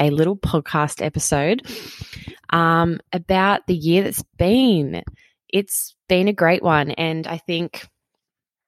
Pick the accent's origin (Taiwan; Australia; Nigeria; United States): Australia; Queanbeyan, New South Wales; here in my hometown, Queanbeyan, in Australia